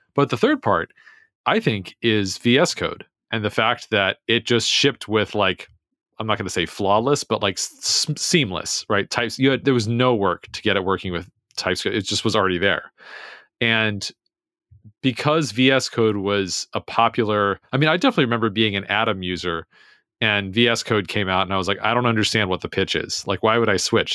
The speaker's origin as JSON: {"language": "English", "country": "United States", "said": "I'm American"}